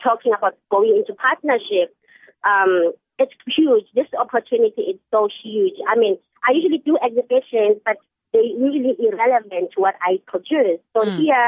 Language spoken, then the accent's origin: English; Pietermaritzburg, KwaZulu-Natal, South Africa; I come from Pietermaritzburg in KwaZulu-Natal.